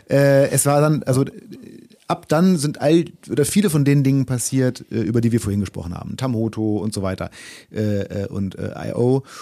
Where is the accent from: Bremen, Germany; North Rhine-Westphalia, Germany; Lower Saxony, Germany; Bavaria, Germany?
Lower Saxony, Germany; Braunschweig; born or raised there